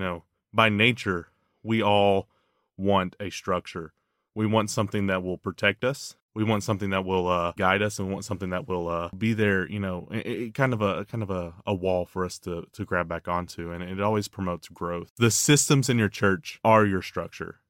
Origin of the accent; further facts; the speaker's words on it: the South, United States; I grew up in the South